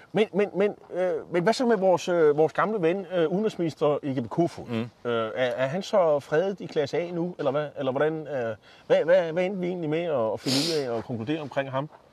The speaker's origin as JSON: {"language": "Danish", "town": "Copenhagen", "region": "Capital Region of Denmark", "country": "Denmark", "said": "nu er jeg jo fra København"}